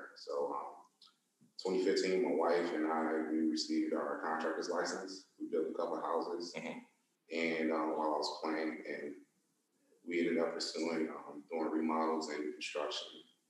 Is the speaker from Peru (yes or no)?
no; Chicago, Illinois, United States; moved away as an adult; also born or lived in Louisiana; now in Baton Rouge, United States; I am from Chicago, Illinois, and I've been in Louisiana since 2013. I came down here because I was granted the opportunity out of college to play for the New Orleans Saints.